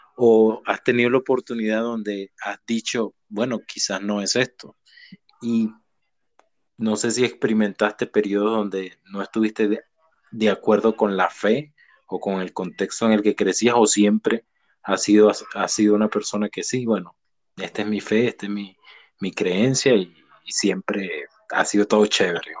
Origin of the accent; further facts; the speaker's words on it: Venezuela; moved away; mi país natal, Venezuela